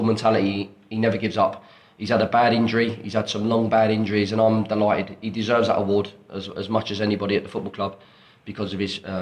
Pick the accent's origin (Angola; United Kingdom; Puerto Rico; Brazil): United Kingdom; Watford, East of England; Watford, again, my hometown that I grew up with.